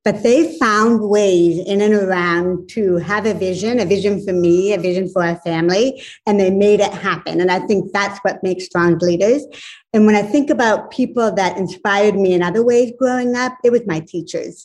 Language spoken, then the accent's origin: English; Northern Maine, United States; I grew up in Northern Maine in a little small town, a little mill town at the base of a mountain